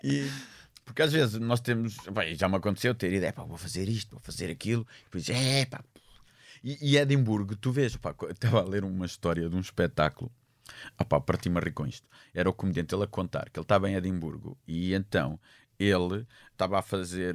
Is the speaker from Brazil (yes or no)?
no; Portugal; Eu sou português